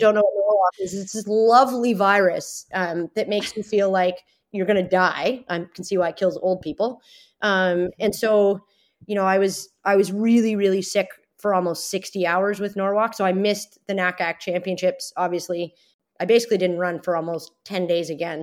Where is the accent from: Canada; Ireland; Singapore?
Canada; Toronto, Ontario; my hometown.